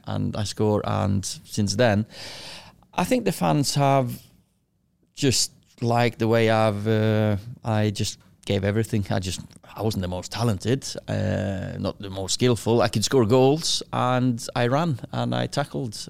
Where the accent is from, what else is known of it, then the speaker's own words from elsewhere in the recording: Kristiansund, Møre og Romsdal, Norway; moved away as an adult; now in Manchester, United Kingdom; I was born in Christensen, little, uh, fishing village or a city, town, whatever you wanna call it, uh, twenty-five thousand. I lived in, um, house with, uh, me, with my sister, four years younger than me, mum and dad